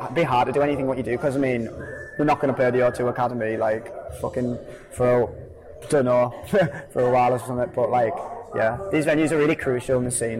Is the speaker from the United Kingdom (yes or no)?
yes; Hartlepool, North East England, United Kingdom; we're a band from Hartlepool.